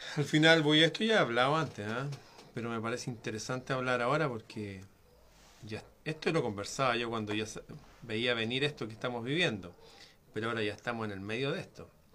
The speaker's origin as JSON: {"language": "Spanish", "country": "Chile", "said": "aquí en mi país"}